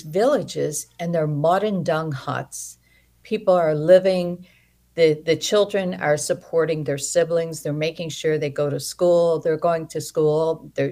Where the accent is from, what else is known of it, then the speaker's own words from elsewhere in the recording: Chicago, Illinois, United States; now in Naperville, United States; Well, I'm originally from Chicago, and I was born and raised there